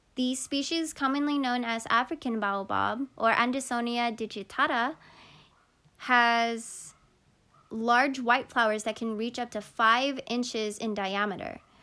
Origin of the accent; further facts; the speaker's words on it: Philippines; I'm Filipino